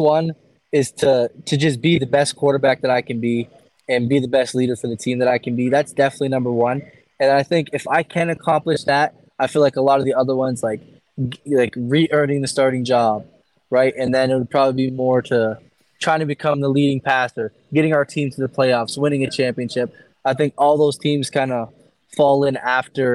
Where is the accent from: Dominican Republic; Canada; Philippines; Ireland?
Canada; I'm grateful to be Canadian